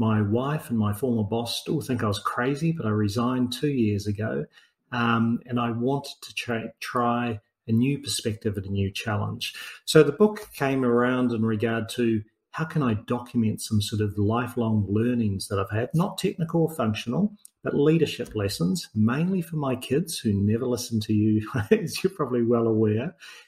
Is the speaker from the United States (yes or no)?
no; New Zealand; now in Australia; So I'm a New Zealander originally, even though I live in Australia.